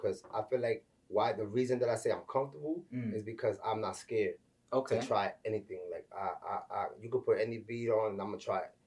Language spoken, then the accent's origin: English; New York City, New York, United States; I'm from the Bronx, New York, you know what I'm saying? Raised in Marble Hill Projects